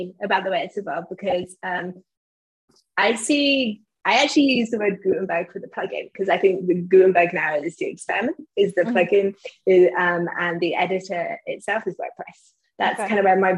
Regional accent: England, United Kingdom; me being English

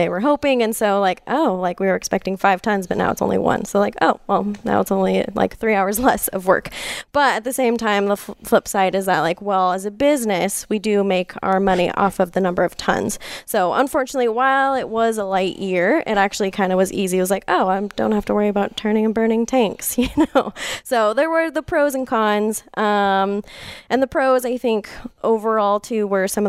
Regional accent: Lockwood, California, United States; I grew up in Lockwood.

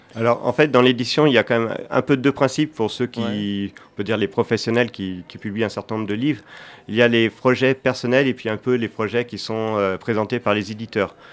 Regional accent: Angers, Pays de la Loire, France; je viens d'Angers

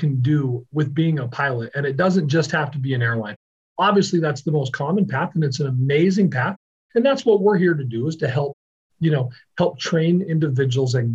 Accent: Idaho, United States; moved away as an adult; also born or lived in Phoenix, Arizona; now in Mesa, United States; So I'm from Idaho originally, and I've lived in Arizona since 2004

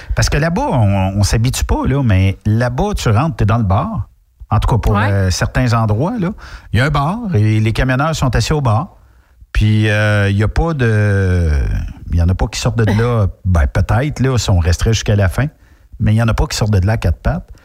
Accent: Quebec, Canada; quand on est québécois

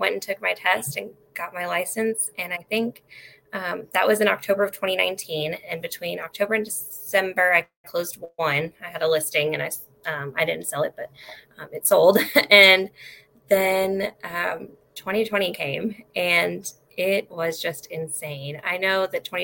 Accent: Mexico, Missouri, United States; also born or lived in California; I have lived in Mexico, Missouri for most of my life. I moved here from California when I was about 7

